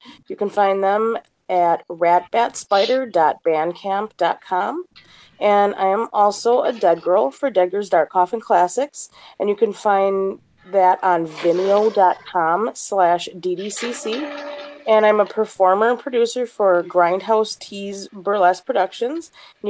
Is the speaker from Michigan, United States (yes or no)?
no; Milwaukee, Wisconsin, United States; from Milwaukee, Wisconsin